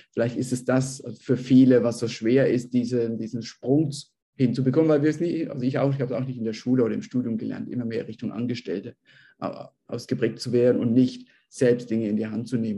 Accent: Bavaria, Germany; now in Peru; ich bin ja selbst auch aus Bayern

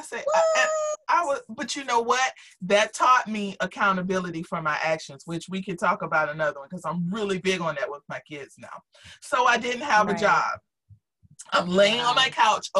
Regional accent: Jacksonville, Florida, United States; moved away; also born or lived in Miami; I came from Jacksonville

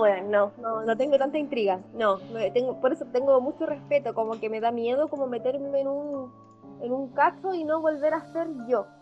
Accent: Talagante, Santiago Metropolitan Region, Chile; Somos de Talagante

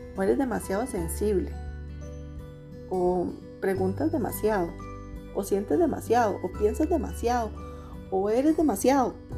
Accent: Costa Rica; soy una mujer de Costa Rica

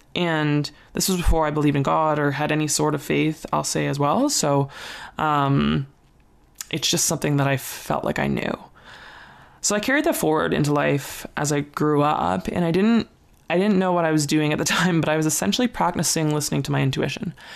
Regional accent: Ontario, Canada; moved away; also born or lived in Calgary, Alberta, Canada; I grew up in Ontario, Canada

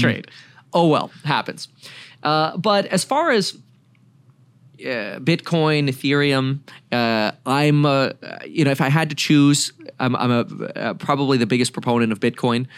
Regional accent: Broward County, Florida, United States; also born or lived in Germany; now in Ventura County, California, United States; I grew up in Broward County, Florida

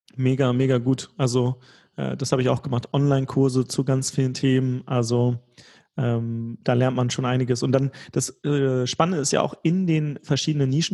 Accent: Germany

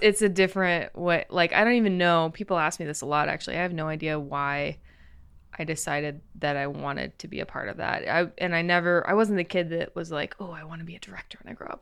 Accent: Crawfordsville, Indiana, United States; moved away as an adult; now in Los Angeles, United States; I'm from Crawfordsville, Indiana

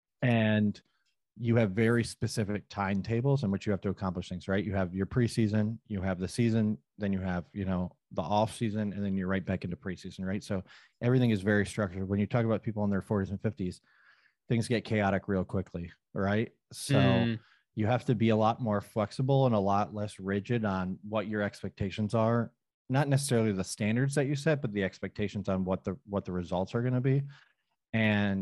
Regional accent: Thousand Islands, New York, United States; now in Mohawk Valley, near Utica, United States; I'm from the Thousand Islands, like near Canada originally

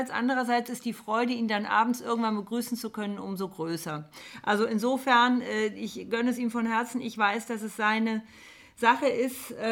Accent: Koblenz, Rhineland-Palatinate, Germany; born there; also born or lived in Munich / Bonn; now in Rheinbach, Germany; geboren in Koblenz, äh, bin dann über München nach Bonn gekommen, habe in Bonn auch studiert

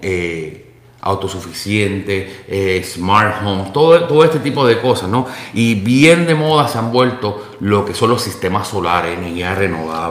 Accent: Puerto Rico; moved away; Tanto tú como yo eh, y básicamente toda la producción somos puertorriqueños

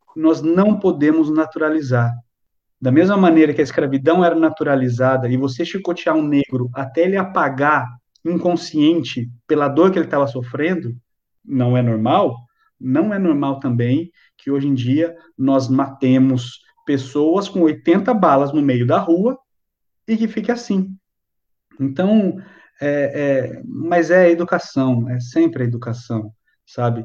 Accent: Brazil; nós somos brasileiros

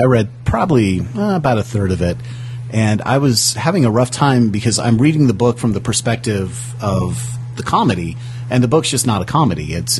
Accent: Provo, Utah, United States; as someone that was born and raised in Provo, Utah, there's not that many movies that center on our town.

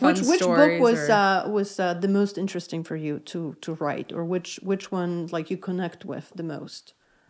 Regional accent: Poland; moved away; I'm originally from Poland, so hence my accent.

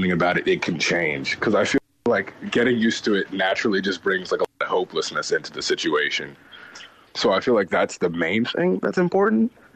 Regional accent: United States; growing up in America

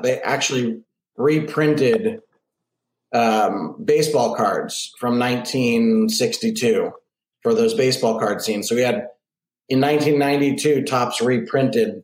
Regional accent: Boston, Massachusetts, United States; now in Los Angeles, United States; I'm from Boston, so I always keep my Boston roots, but I've been living in LA for, since filming The Sandlot

